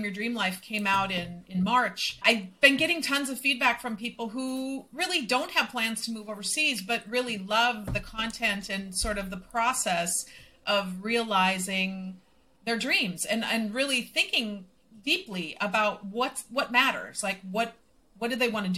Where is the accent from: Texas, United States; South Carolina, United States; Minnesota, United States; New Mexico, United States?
Minnesota, United States; moved away as an adult; now in Mexico; I will always be from Minnesota.